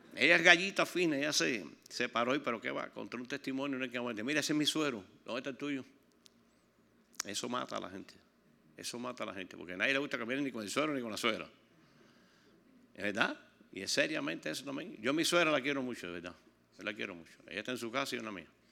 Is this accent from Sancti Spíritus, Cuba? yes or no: no; Pinar del Río, Cuba; Yo estoy de Pinar del Río